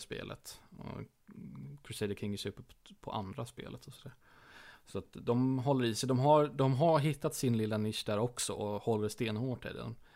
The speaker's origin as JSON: {"language": "Swedish", "region": "Småland", "country": "Sweden", "said": "jag är ju smålänning ända ner i benmärgen"}